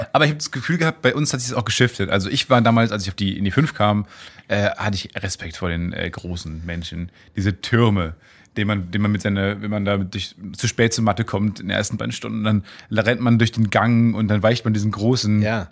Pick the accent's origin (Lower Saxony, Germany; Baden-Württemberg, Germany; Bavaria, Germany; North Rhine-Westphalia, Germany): North Rhine-Westphalia, Germany; Kamen; moved away; in Kamen damals, in meiner Heimatstadt